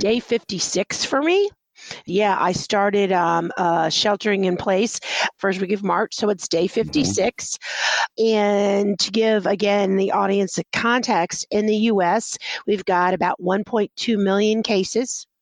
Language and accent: English; Texas, United States; now in New York City, United States; and I'm from Texas, you know, I was born in Texas